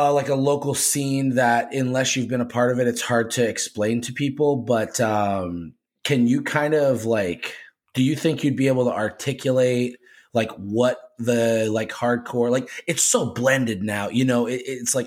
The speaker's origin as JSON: {"language": "English", "region": "New Hampshire", "country": "United States", "tie": "born or raised there", "said": "I grew up in New Hampshire"}